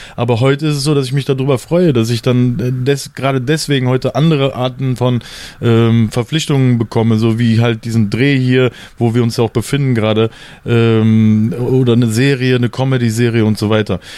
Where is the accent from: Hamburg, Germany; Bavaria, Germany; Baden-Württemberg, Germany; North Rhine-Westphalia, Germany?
North Rhine-Westphalia, Germany; Mönchengladbach; moved away as an adult; also born or lived in Cologne / Berlin; ich bin in Köln geboren, dann in Mönchengladbach groß geworden, weil sich meine Eltern getrennt haben